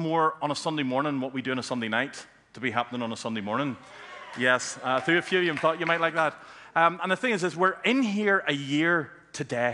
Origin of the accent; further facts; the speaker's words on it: Antrim, Northern Ireland, United Kingdom; I grew up in Antrim